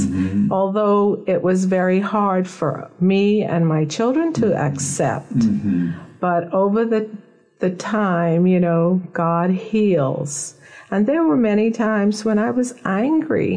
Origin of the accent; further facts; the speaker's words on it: Nassau, New Providence, Bahamas; I was born in Nassau, Bahamas, and I was raised here from birth